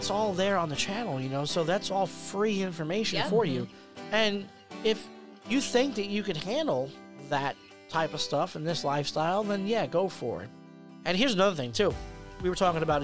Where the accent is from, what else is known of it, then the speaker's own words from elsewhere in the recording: United States; moved away; when I go home to New Jersey, New York, you know, I get like my accent comes out